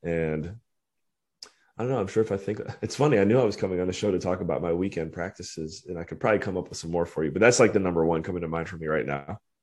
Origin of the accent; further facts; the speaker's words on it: Cleveland, Ohio, United States; moved away as an adult; also born or lived in Western Pennsylvania / Belize / Washington, D.C.; born and raised in Cleveland, Ohio, or Northeast Ohio area